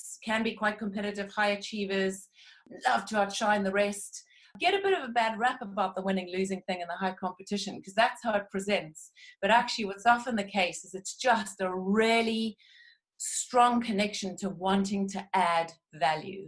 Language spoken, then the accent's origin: English; South Africa; now in United Kingdom; although I'm a British citizen, I hail from South Africa